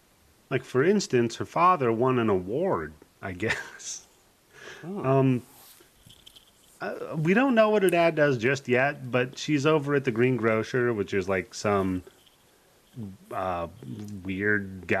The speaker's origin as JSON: {"language": "English", "town": "Hermiston", "region": "Washington", "country": "United States", "tie": "born or raised there", "said": "I grew up in Washington State, where watermelons are like a nickel a pound. Yeah, Hermiston."}